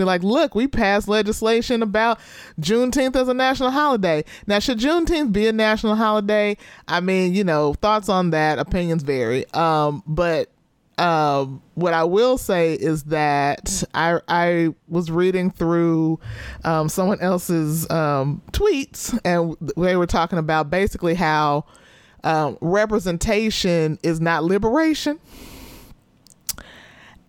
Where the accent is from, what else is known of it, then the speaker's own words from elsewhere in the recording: Texas, United States; As a Texan